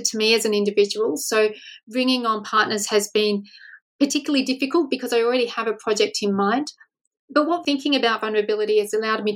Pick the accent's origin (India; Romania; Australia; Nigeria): Australia; as an Australian researcher